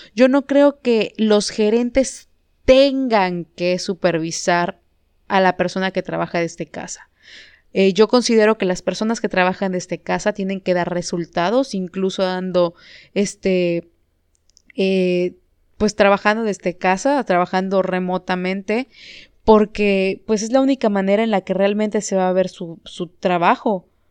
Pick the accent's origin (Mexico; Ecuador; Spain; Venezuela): Mexico; Yucatán; como mexicanos, como yucatecos